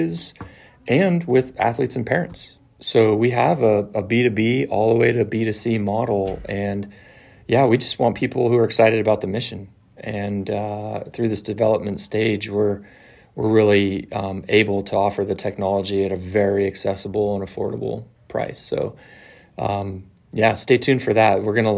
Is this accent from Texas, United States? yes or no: no; San Francisco, California, United States; I grew up in San Francisco